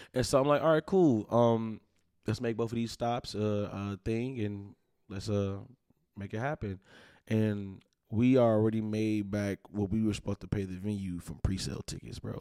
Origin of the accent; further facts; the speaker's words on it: Milwaukee, Wisconsin, United States; we born and raised here.